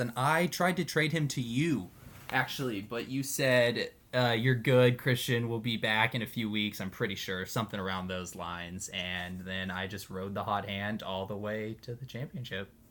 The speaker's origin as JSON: {"language": "English", "town": "Dallas", "region": "Texas", "country": "United States", "tie": "born or raised there", "moved": "yes", "lives_now": "Minnesota, United States", "said": "I grew up in Dallas pretty much my whole life"}